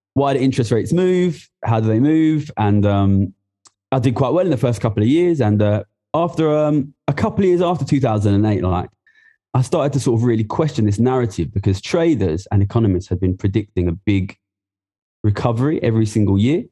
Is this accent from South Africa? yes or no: no; Ilford, London, United Kingdom; I'm from Ilford, which is in uh, East London